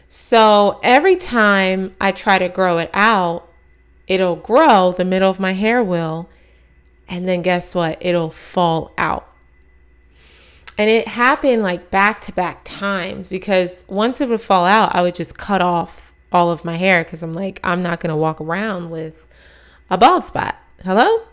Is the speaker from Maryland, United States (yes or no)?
yes; Maryland, United States; moved away as an adult; also born or lived in Texas / Atlanta, Georgia / New York City; I was born in Texas, raised in Maryland, went to school in Atlanta, Georgia